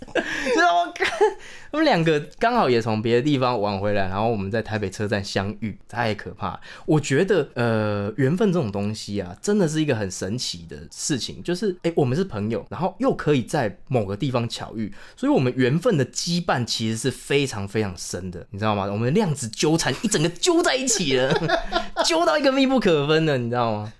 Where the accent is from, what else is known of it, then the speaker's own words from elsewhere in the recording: Chiayi, Taiwan; moved away as an adult; also born or lived in Taipei; 就是因为我是嘉义人嘛，那我是在台北读书，以前大学的时候